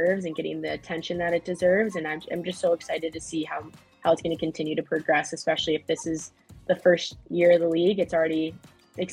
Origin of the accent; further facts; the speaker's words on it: Eden Prairie, Minnesota, United States; She played at Eden Prairie High School like I did